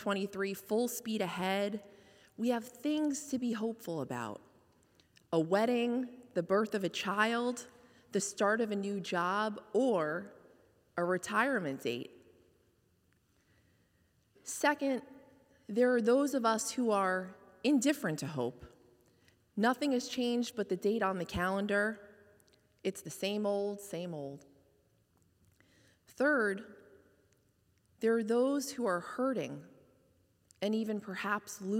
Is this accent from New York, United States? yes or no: yes; White Plains, New York, United States; moved away as an adult; also born or lived in Hoboken, New Jersey; now in Fairfield, United States; Home was my hometown of White Plains, New York